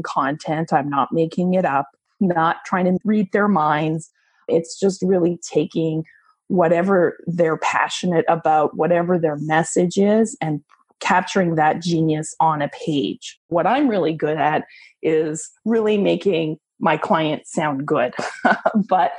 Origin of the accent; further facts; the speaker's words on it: Canada; moved away as an adult; now in Tampa, United States; I'm a Canadian who moved to Tampa, Florida about 6 years ago in search of better weather and a lower cost of living